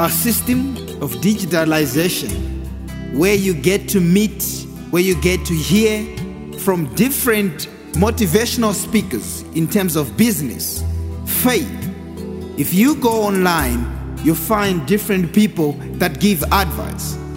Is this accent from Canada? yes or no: no; Harare, Zimbabwe; I grew up in Harare, and apparently, in most townships, there's a lot of vendors.